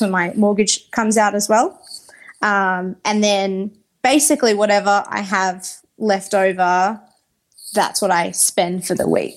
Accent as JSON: {"language": "English", "town": "Brisbane", "region": "Queensland", "country": "Australia", "tie": "born or raised there", "said": "I grew up in Brisbane"}